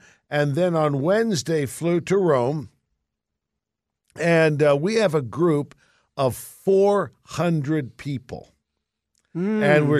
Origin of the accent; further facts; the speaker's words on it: England, United Kingdom; from Mother England, my home.